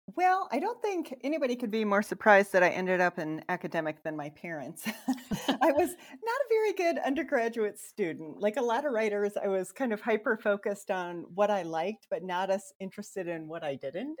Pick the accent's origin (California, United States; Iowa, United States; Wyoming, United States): Iowa, United States; Sanborn; also born or lived in Minnesota / Nebraska; now in Ohio, United States; i grew up in a small farming community in iowa in the northwest corner about 1200 people sanborn iowa